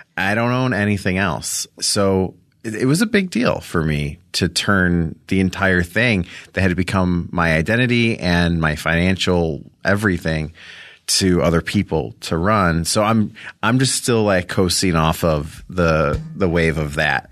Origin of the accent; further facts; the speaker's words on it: Rolling Meadows, Illinois, United States; I'm from Chicago, outside of Chicago